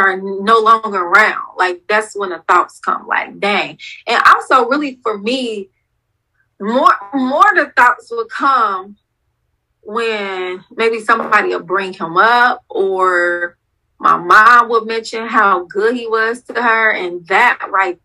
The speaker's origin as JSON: {"language": "English", "region": "Ohio", "country": "United States", "said": "I'm from Ohio"}